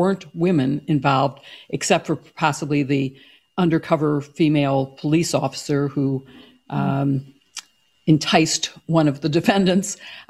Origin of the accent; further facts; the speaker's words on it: Chicago, Illinois, United States; I am a Chicagoan